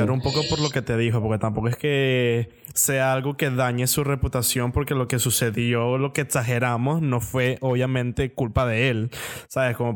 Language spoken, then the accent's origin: Spanish; Venezuela; somos venezolanos